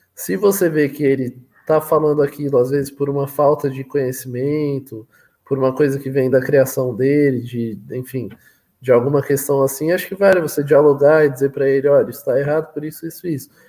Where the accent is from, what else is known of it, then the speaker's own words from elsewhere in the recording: São Paulo, Brazil; eu sou de São Paulo, Matheus. Sou de São Paulo.